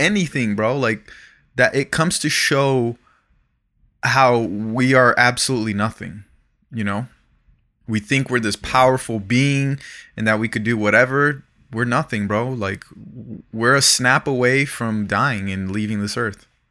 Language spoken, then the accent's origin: English; Broward County, South Florida, United States; now in Los Angeles, United States; I'm from South Florida. I'm from Broward County